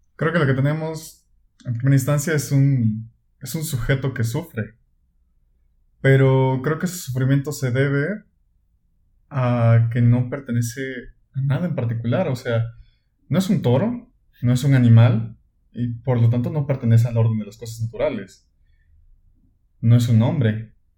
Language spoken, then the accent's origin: Spanish; Mexico; soy mexicano